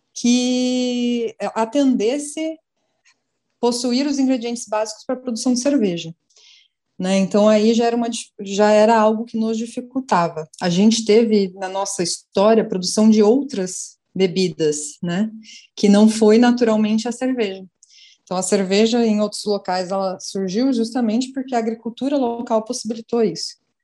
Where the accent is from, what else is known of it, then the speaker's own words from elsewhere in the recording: São Paulo, Brazil; now in Fortaleza, Brazil; Eu sou de São Paulo, hoje em Fortaleza